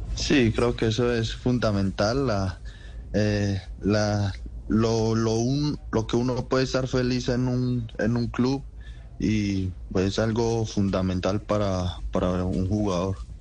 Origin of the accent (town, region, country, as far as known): Guarne, Antioquia, Colombia; born or raised there; also born or lived in Rionegro